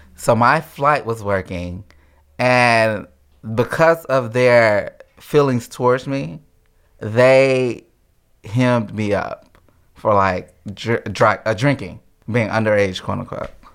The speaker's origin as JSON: {"language": "English", "town": "Houston", "region": "Mississippi", "country": "United States", "also_born_or_lived": "Alaska", "moved": "as an adult", "said": "from, uh, Mississippi originally"}